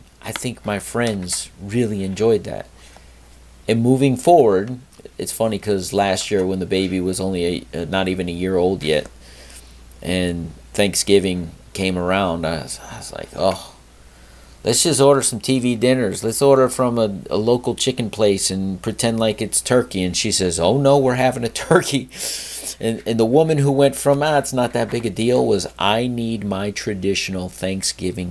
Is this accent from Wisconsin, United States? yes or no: no; South Florida, United States; also born or lived in Connecticut; we moved to South Florida when I was a young lad